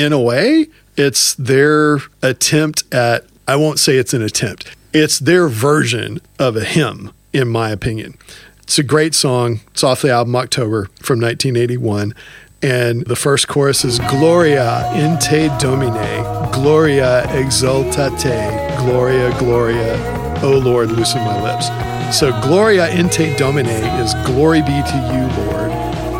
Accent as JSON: {"language": "English", "region": "Texas", "country": "United States", "tie": "born or raised there", "said": "Growing up in Texas"}